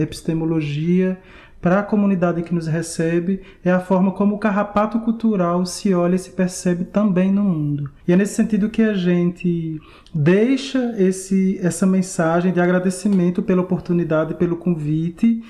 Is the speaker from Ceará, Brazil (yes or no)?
yes; Crato, Ceará, Brazil; moved away as an adult; now in Minas Gerais, Brazil; sou de Crato, do Cariri Cearense, estou aqui em Minas Gerais há 10 anos